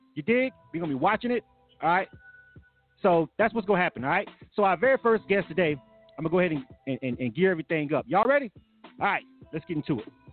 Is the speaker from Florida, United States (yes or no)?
yes; Florida, United States; I'm from Florida